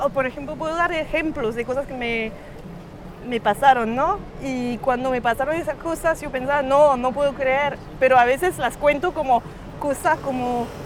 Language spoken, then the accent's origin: Spanish; Cuba; Busco algo para entender la experiencia de mi niñez con mi mamá en Cuba, pero no quiero ir a Cuba porque es más fácil.